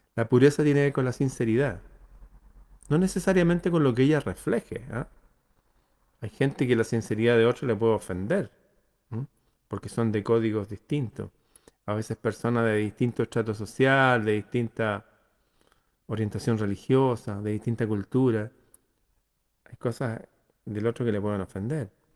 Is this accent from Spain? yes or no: no; Chile